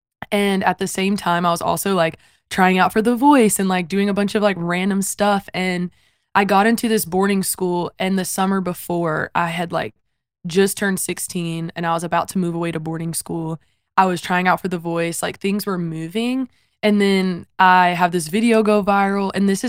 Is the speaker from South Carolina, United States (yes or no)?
yes; South Carolina, United States; So I come from South Carolina, born and raised there. My parents were also born and raised there.